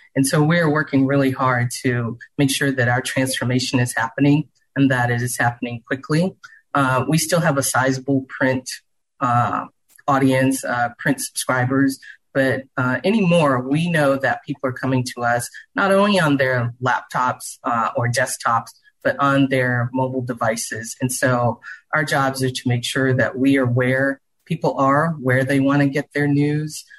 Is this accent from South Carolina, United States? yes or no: yes; Charleston, South Carolina, United States; now in Houston, United States; I grew up in Charleston, South Carolina